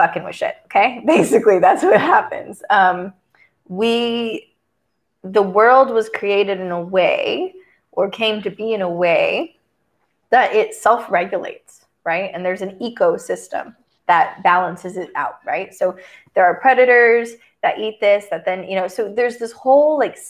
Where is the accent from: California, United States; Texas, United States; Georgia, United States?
Texas, United States; moved away; I grew up in Texas